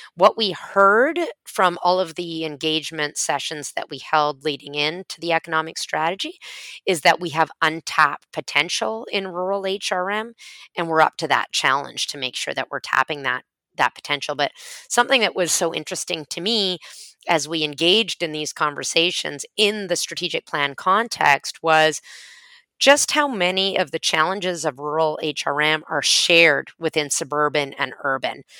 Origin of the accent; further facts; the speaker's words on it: Vancouver, British Columbia, Canada; moved away as an adult; now in Halifax, Canada; So I moved to Halifax from my hometown of Vancouver in 2001